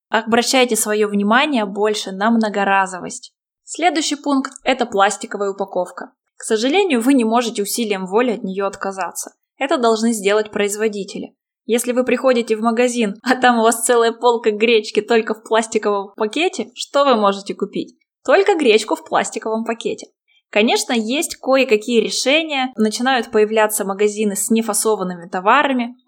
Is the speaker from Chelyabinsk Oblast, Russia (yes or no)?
yes; Chelyabinsk, Chelyabinsk Oblast, Russia; В моем родном городе, в Челябинске